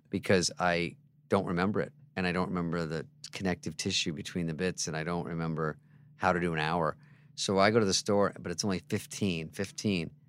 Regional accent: Michigan, United States; moved away; also born or lived in Scottsdale, Arizona; I'm from Michigan.

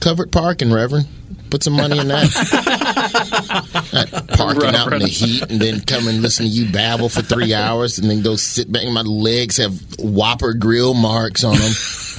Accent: the South, United States; Dude, I grew up in the South, man.

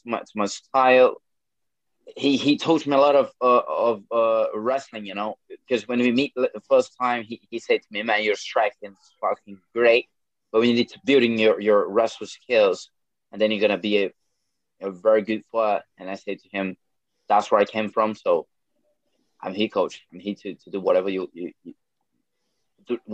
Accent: Boa Vista, Roraima, Brazil; English is a second language; moved away as an adult; now in United Kingdom; I'm a guy from more of the country, from a city called Boa Vista, Roraima.

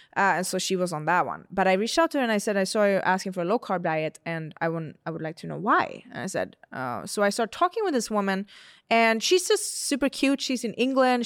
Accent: Sweden; moved away; I'm from Sweden

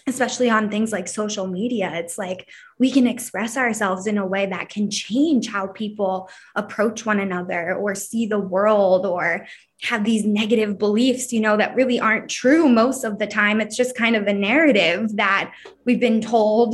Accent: Philadelphia, Pennsylvania, United States; growing up where I grow up, like I'm from Philadelphia

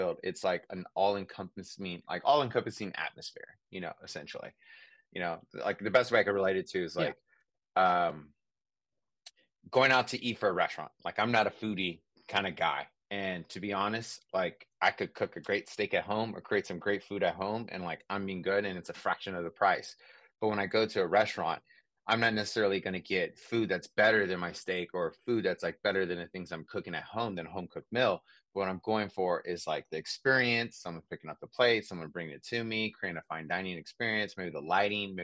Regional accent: San Francisco, California, United States; I'm from San Francisco, Bay Area

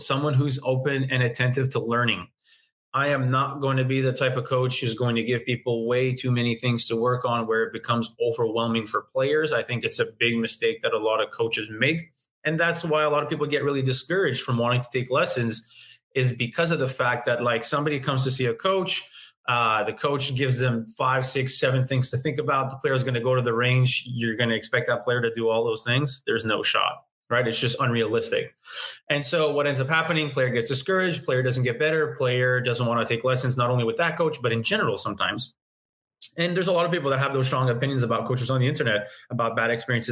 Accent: Montreal, Quebec, Canada; I'm born in Canada, born in Montreal, never left my hometown

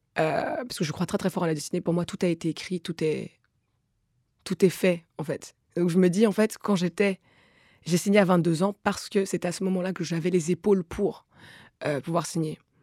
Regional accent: DR Congo; moved away; also born or lived in Rwanda / Belgium; je suis congolaise et rwandaise

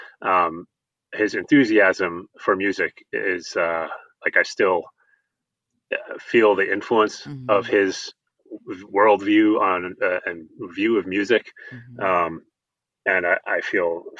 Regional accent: New York City, New York, United States; moved away as an adult; also born or lived in Los Angeles; now in Seattle, United States; I grew up in New York City

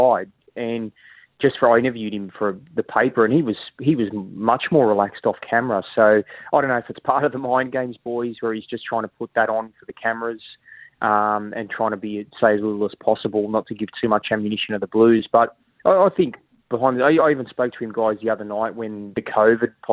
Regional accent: Sydney, New South Wales, Australia; born or raised there; moved away as an adult; also born or lived in Mascot, Sydney / Maroubra, Sydney; now in Queensland, Australia

